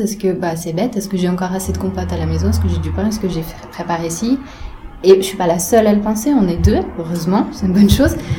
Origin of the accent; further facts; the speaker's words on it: Geneva, Switzerland; chez nous à Genève